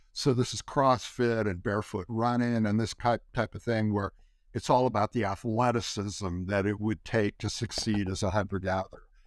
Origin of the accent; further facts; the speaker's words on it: California, United States; I grew up in California